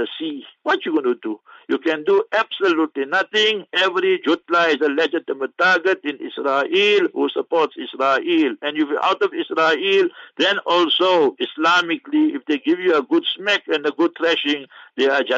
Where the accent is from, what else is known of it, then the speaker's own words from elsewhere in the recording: South Africa; also born or lived in Rustenburg; We are South African citizens